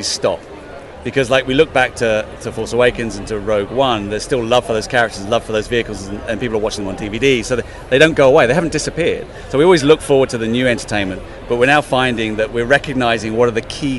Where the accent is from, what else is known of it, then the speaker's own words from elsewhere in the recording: United Kingdom; I'm British